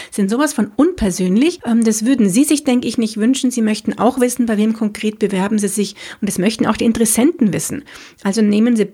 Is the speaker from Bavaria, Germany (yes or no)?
yes; Munich, Bavaria, Germany; bin ich eine Münchnerin, das heißt in München geboren und aufgewachsen. Ich liebe auch diese Stadt